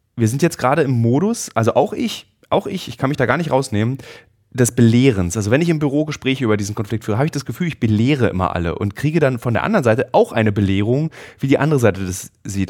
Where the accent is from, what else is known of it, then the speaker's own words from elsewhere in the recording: Germany; ich persönlich als Deutscher